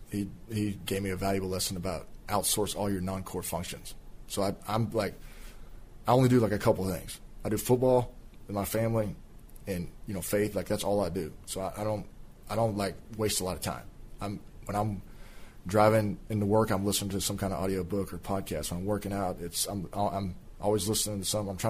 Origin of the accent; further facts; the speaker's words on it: Fort Worth, Texas, United States; growing up in Fort Worth area, and when he was playing for the Rangers, like being able to like see him